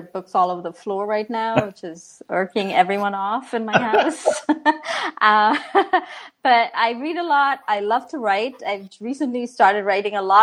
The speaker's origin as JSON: {"language": "English", "country": "India", "tie": "born or raised there", "moved": "yes", "lives_now": "Washington, DC area, United States", "said": "We watched this growing up in India"}